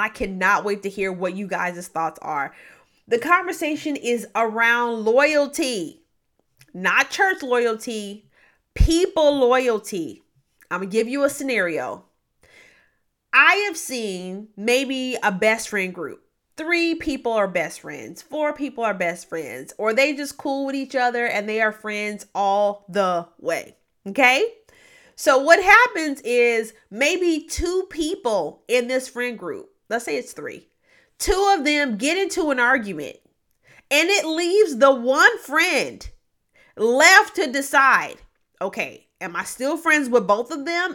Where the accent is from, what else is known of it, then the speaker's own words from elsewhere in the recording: Memphis, Tennessee, United States; moved away; I grew up mainly in Memphis, Tennessee, but I've lived a lot of places.